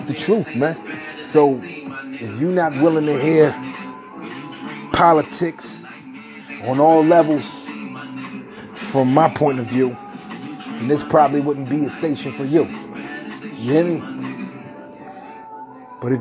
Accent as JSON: {"language": "English", "town": "Atlantic City", "region": "New Jersey", "country": "United States", "said": "I come from Atlantic City, New Jersey"}